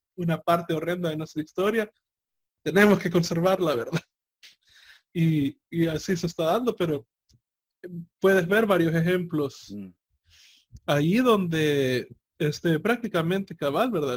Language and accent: Spanish; El Salvador; mi, país abandonó el colón y, se pasó al dólar